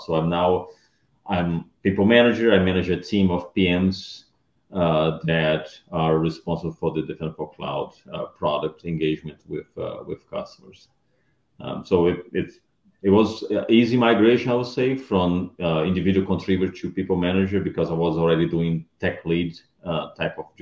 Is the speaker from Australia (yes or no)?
no; Brazil; moved away as an adult; also born or lived in Round Rock, Texas / Dallas, Texas; now in United States; I'm originally from Brazil. I moved to US in 2003 to work as a vendor at Microsoft